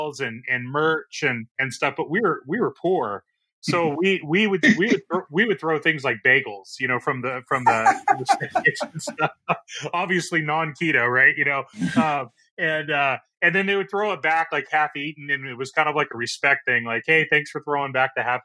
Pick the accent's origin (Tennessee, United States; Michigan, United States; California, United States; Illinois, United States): California, United States; Orange; I was born and raised in Orange, California